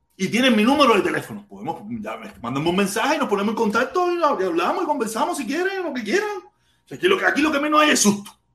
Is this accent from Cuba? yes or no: yes; Havana, Cuba; now in United States; Yo soy de La Habana, soy del Vedado.